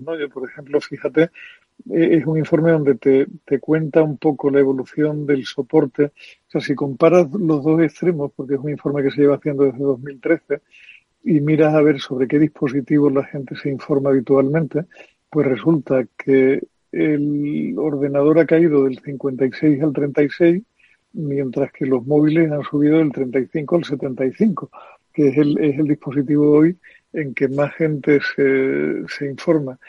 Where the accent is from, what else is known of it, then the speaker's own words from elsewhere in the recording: Andalusia, Spain; como andaluz nunca pensé que fuera a vivir una mayoría absoluta del PP en unas elecciones autonómicas en mi tierra